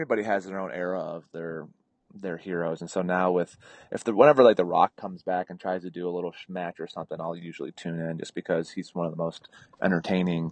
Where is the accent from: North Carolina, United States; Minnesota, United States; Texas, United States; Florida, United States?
Minnesota, United States; moved away as an adult; growing up in Minnesota